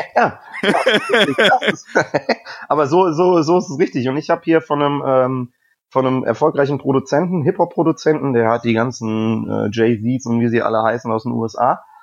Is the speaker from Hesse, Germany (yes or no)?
yes; Rüdesheim am Rhein, Hesse, Germany; also born or lived in Cologne; now in Hamburg, Germany; Ich bin Hesse. Ich komme aus der Nähe von Wiesbaden, also Rüdesheim am Rhein.